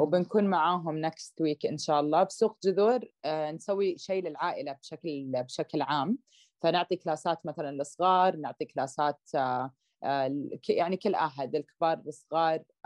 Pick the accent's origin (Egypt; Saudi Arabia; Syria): Saudi Arabia; also born or lived in Canada; لما كبرت في السعوديه